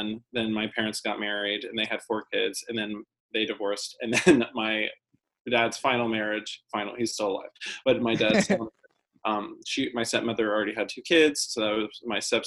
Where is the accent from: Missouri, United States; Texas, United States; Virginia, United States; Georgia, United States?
Virginia, United States; Fredericksburg; born or raised there; moved away as an adult; also born or lived in Colorado Springs, Colorado / Toronto, Canada; now in New York City, United States